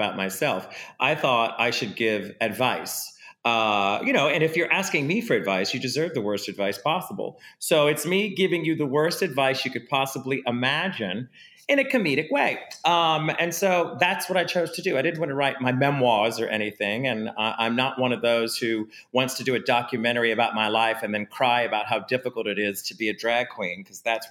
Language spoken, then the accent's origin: English; New Orleans, Louisiana, United States; I come from New Orleans where stuff like this would kind of stop your life for a minute